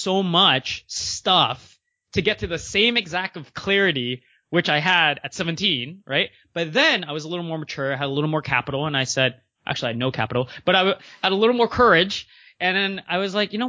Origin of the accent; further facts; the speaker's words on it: Maryland, United States; also born or lived in Canada; I grew up in the U.S., even though I'm Canadian, and shout out to Maryland.